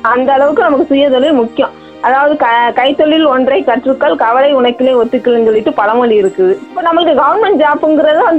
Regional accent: Marakkiyarpattinam, Tamil Nadu, India; நான் மரக்கியார்பட்டினம் பஞ்சாயத்து சேர்ந்தவங்க

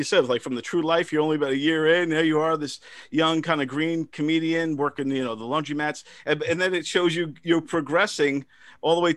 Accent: Brentwood, New York, United States; now in Manorville, United States; I grew up in Brentwood, the luxurious, beautiful town of Brentwood

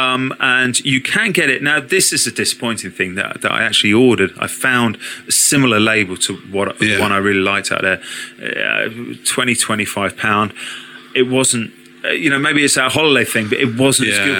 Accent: United Kingdom; being British

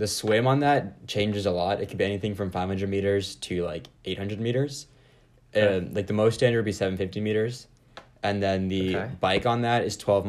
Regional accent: San Jose, California, United States; moved away as an adult; now in Washington, D.C., United States; I'm from San Jose, California. I was born there and grew up there. Moved to D.C. 4 years ago now for college. Been here ever since.

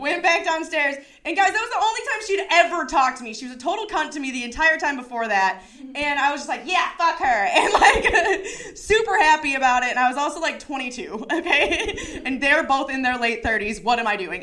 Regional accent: Chicago, Illinois, United States; I'm from Chicago

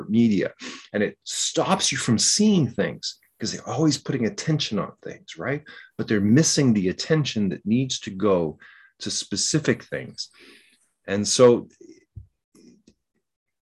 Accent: Canada; I'm a Canadian

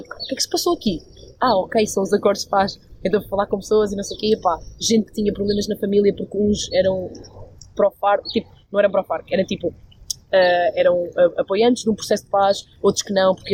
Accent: Aveiro, Centro, Portugal; Sou de Aveiro. Aveiro. Não é bem norte, é tipo centro. Mas uh, cresci com pessoas que dizem muitas asneiras.

